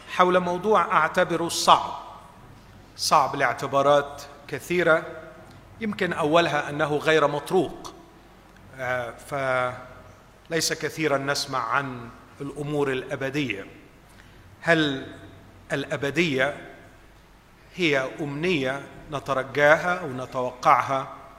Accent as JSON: {"language": "Arabic", "country": "Egypt", "said": "باعتباري مصري"}